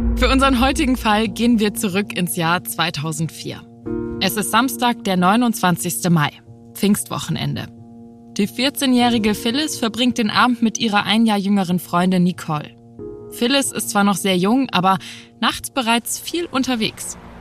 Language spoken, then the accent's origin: German; Hamburg, Germany; als Hamburgerin